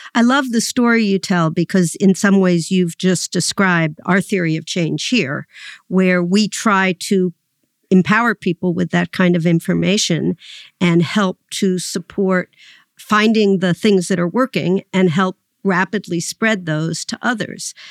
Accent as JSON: {"language": "English", "town": "New York City", "region": "New York", "country": "United States", "tie": "born or raised there", "said": "you and I both grew up in New York City"}